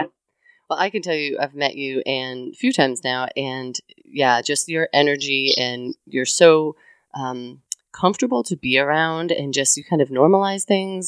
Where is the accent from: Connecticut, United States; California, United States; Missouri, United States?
Connecticut, United States; now in the South, United States; I come from Connecticut, so I've never worked in New England